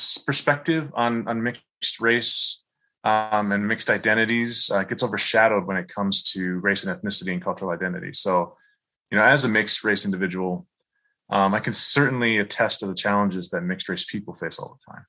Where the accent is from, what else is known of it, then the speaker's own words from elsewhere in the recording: Michigan, United States; I grew up in Michigan